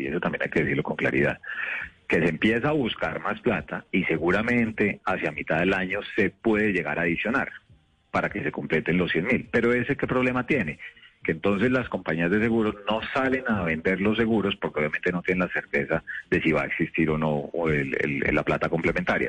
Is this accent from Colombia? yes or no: yes; Bogotá, Colombia; Yo soy de Bogotá con espíritu bayuno